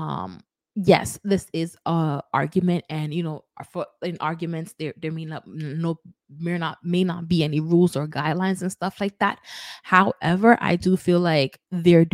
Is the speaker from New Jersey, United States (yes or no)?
no; New York City, New York, United States; my hometown, New York